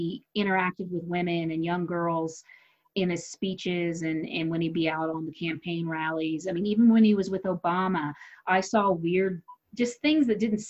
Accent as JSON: {"language": "English", "country": "United States", "said": "I don't even want to travel overseas and tell people I'm an American."}